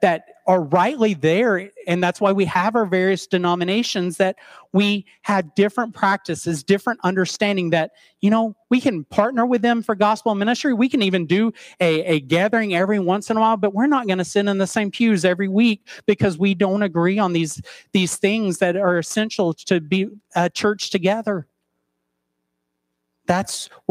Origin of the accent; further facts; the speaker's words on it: East Tennessee, United States; moved away; I grew up in East Tennessee